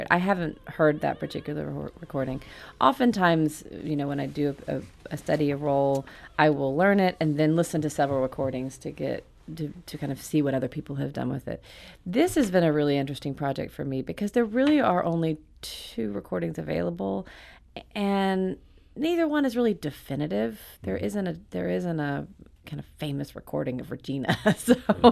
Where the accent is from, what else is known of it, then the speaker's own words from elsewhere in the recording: Alabama, United States; now in New York, United States; I live in New York with my husband and family. I'm from Alabama